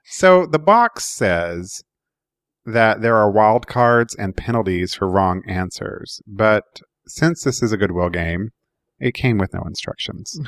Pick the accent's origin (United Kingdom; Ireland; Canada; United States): United States; Oklahoma; I grew up in Oklahoma